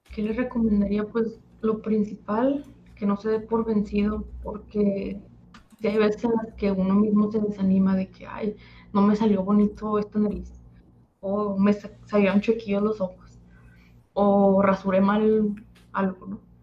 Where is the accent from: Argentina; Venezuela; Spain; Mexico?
Mexico; Torreón, Coahuila; Yo soy de Torreón, Coahuila.